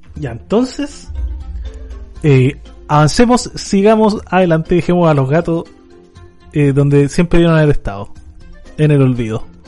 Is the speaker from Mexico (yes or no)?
no; Chile; como sudaca, como latino y sobre todo como chileno